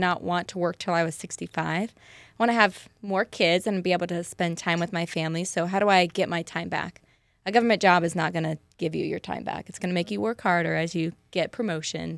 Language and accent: English; Parma, Idaho, United States; I am also native to the Boise area. I'm actually from Parma, a little podunk town.